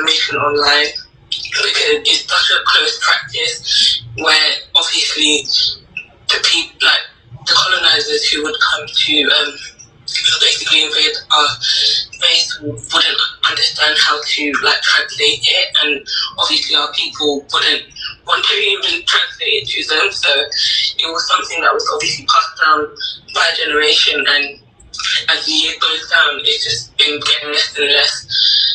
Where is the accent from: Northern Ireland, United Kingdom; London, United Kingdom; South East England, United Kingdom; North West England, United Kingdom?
London, United Kingdom; I'm 22. I'm from London